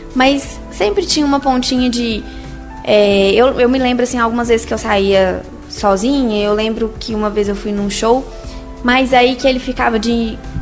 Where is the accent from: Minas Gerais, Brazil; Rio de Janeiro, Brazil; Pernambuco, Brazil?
Minas Gerais, Brazil; Sete Lagoas; moved away as an adult; now in Belo Horizonte, Brazil; Eu nasci aqui em BH, mas a vida inteira fui, fui criada em Sete Lagoas